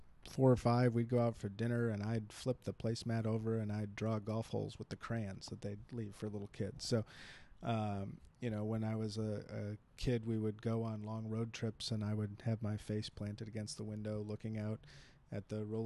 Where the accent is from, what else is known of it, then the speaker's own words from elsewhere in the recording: Madison, Wisconsin, United States; moved away as an adult; now in California, United States; born and raised in Madison, Wisconsin.